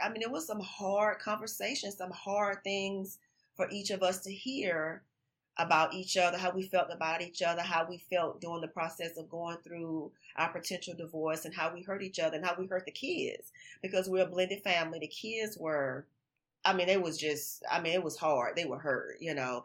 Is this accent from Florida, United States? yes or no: yes; Florida, United States; now in Texas, United States; I'm from Florida, and I moved to Texas in two thousand five